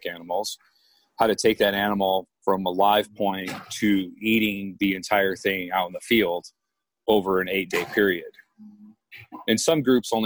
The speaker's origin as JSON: {"language": "English", "town": "Woodland Park", "region": "Colorado", "country": "United States", "tie": "born or raised there", "also_born_or_lived": "Illinois", "said": "I'm from Illinois, but I was raised at the base of Pikes Peak in Woodland Park, Colorado."}